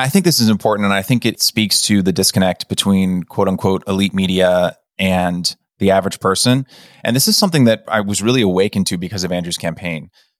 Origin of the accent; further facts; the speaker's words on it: Hong Kong; also born or lived in United States / Beijing, China; I was born in America, but grew up in Hong Kong and Beijing.